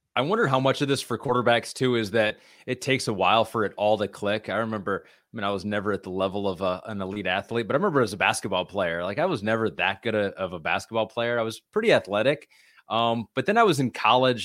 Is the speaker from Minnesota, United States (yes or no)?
no; Michigan, United States; moved away; growing up in Michigan, where we basically live on fast food